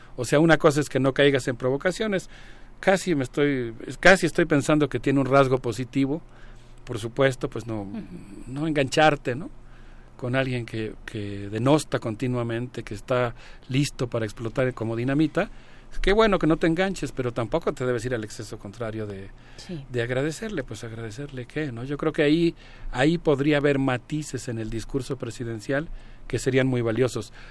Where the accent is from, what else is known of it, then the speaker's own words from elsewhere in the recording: Mexico; como mexicano